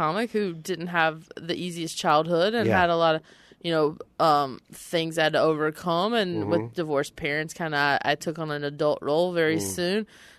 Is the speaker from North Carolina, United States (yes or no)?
yes; a small town in North Carolina, United States; moved away; I was from such a small town because even though Charlotte's 20 minutes away, my hometown was like 5,000 people.